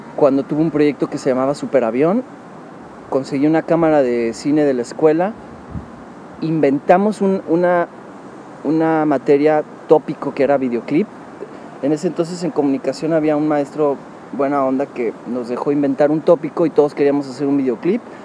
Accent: Monterrey, Nuevo León, Mexico; moved away as an adult; now in Mexico City, Mexico; A los tres años me fui a Monterrey

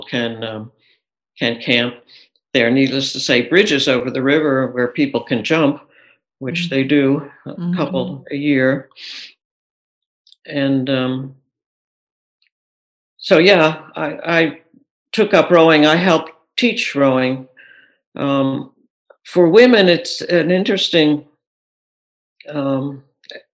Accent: Philadelphia, Pennsylvania, United States; now in Minneapolis, United States; growing up in the Philadelphia area

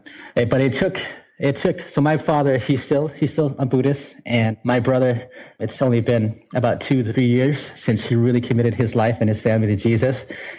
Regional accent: United States; And I grew up in the United States in different places. We did a lot of moving because we actually got into a lot of trouble, my brother and I. And just being refugees, we grew up in some pretty rough communities.

